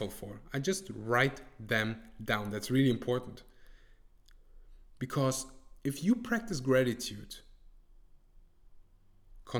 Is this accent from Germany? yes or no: yes; Germany; English is a second language; I was born and raised in Germany